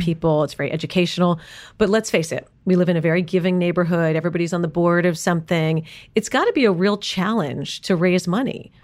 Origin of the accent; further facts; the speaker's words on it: New York City, New York, United States; I grew up in New York City on Park